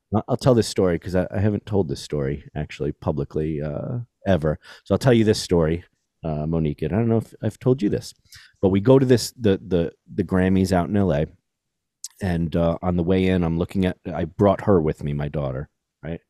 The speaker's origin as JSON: {"language": "English", "town": "New York City", "region": "New York", "country": "United States", "tie": "born or raised there", "said": "I grew up in New York City."}